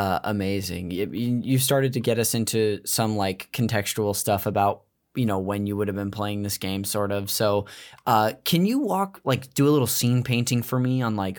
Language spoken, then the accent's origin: English; Modesto, California, United States; I'm from the Central Valley up north. It's called Modesto.